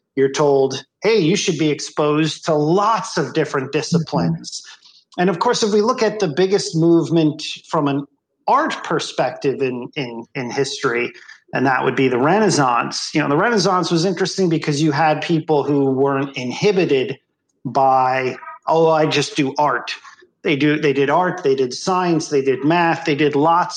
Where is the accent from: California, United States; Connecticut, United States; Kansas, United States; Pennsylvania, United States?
Pennsylvania, United States; Bethlehem; moved away; I'm from Bethlehem, Pennsylvania